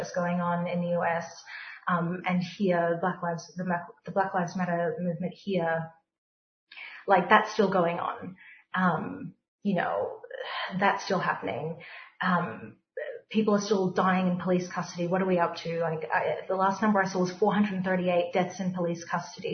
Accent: Melbourne, Victoria, Australia; I grew up on the Carlton Estates

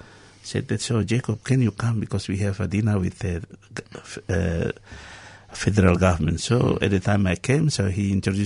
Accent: West Papua, Indonesia; English is a second language; moved away as an adult; also born or lived in Jakarta; now in Australia; I'm from West Papua, but I came without passport.

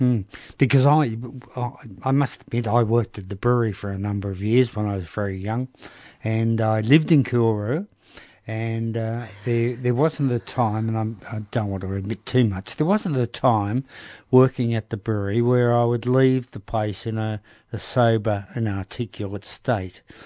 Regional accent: Melbourne, Victoria, Australia; also born or lived in Broadmeadows / Coolaroo; we came from North Melbourne

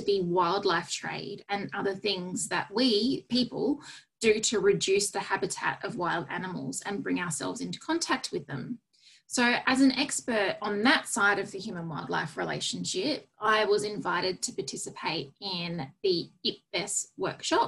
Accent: Australia; as an Australian

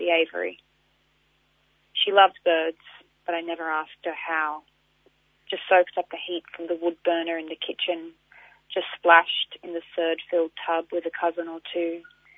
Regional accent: Darug country, New South Wales, Australia; moved away as an adult; also born or lived in Kulin Nation (Victoria); now in Victoria, Australia; I've always grown up in Darug community and, that's where my family's been for quite a while since my great-grandfather came down from Bundjalung

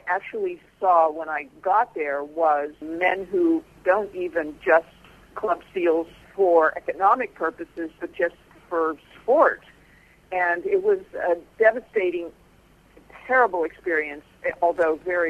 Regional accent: Pennsylvania, United States; now in Virginia, United States; I grew up in Pennsylvania in a semi-rural county

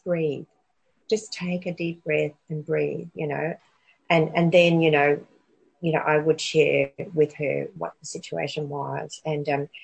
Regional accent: Toowoomba, Queensland, Australia; moved away as an adult; also born or lived in New Zealand / Dalby; Toowoomba, which is my hometown.

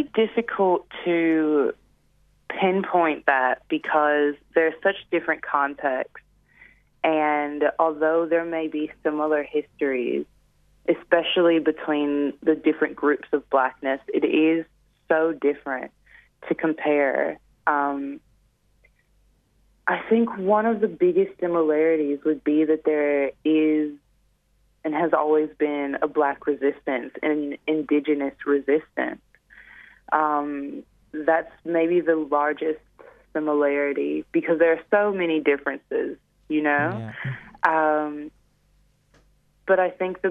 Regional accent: Detroit, Michigan, United States; moved away; Detroit, which is my hometown

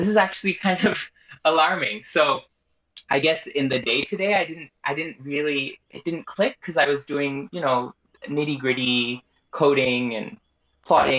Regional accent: Australia; as an Australian

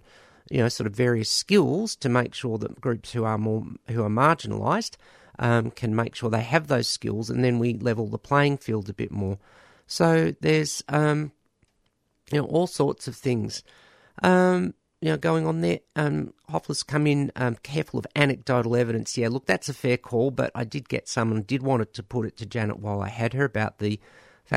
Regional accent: Australia; as an Australian

